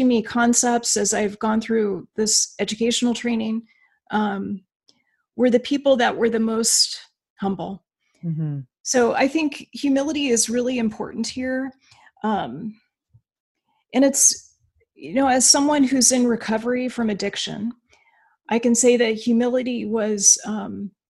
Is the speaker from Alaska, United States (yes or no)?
yes; Alaska, United States; moved away as an adult; I'm from Alaska